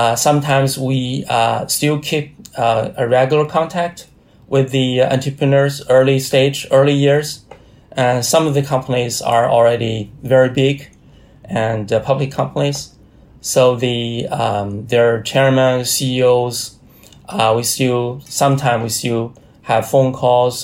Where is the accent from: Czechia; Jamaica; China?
China; research institute based in Hebei province. It's very close to my hometown.